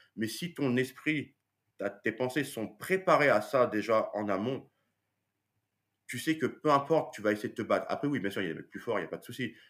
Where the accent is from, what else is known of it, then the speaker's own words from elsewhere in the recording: France; nous en tant que Français